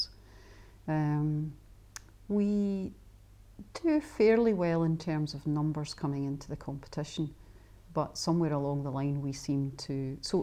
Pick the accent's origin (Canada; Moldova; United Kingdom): United Kingdom; Scotland; as a Scot